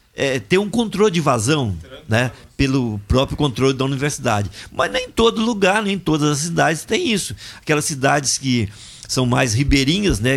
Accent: Viçosa, Minas Gerais, Brazil; Lá na minha cidade, lá em Viçosa

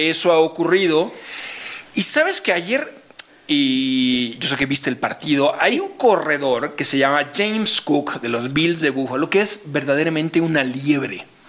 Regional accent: Mexico; somos los mexicanos

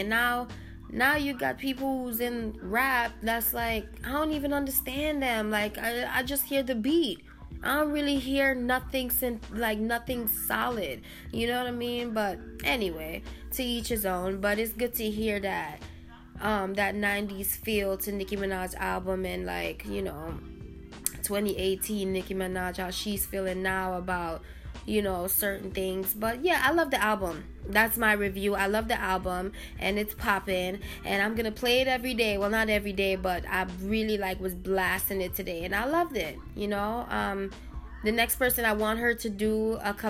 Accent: New York, United States; I'm an island girl. I'm from New York too

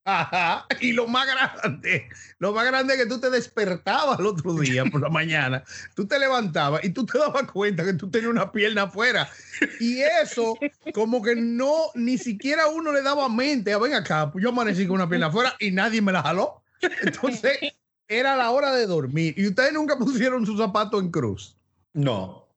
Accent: Santo Domingo, Distrito Nacional, Dominican Republic; yo me crié en el Piantini

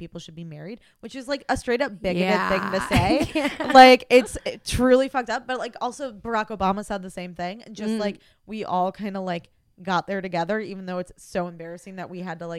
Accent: Midwest, United States; because you know, I'm like from the Midwest and like yeah. times were different then, and like raised, you know, Catholic

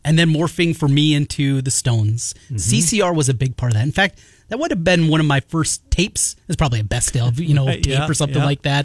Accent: North Iowa, United States; now in Des Moines, United States; I grew up in North Iowa

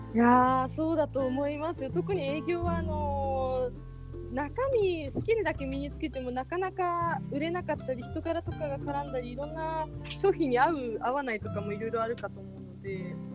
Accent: Fukuoka, Japan; now in Tokyo, Japan; 私もともと福岡出身なんですけども

